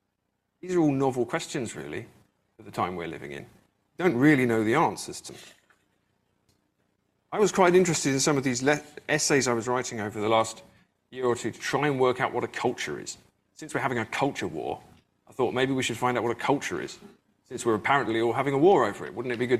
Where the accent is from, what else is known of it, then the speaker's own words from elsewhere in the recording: England, United Kingdom; So I grew up in England, but my family always moved around. I don't have a hometown I can go back